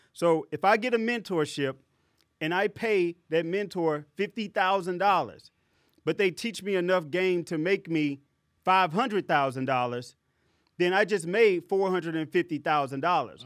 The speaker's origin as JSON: {"language": "English", "town": "St. Louis", "region": "Missouri", "country": "United States", "said": "I'm from Saint Louis, Missouri"}